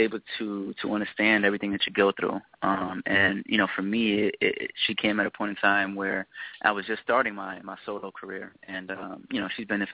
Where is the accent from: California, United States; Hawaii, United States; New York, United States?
New York, United States; New York City; moved away as an adult; now in Atlanta, United States; born and raised in New York City, South Bronx